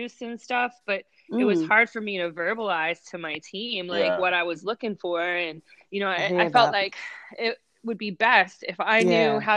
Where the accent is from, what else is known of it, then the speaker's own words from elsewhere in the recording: Cincinnati, Ohio, United States; I grew up in Cincinnati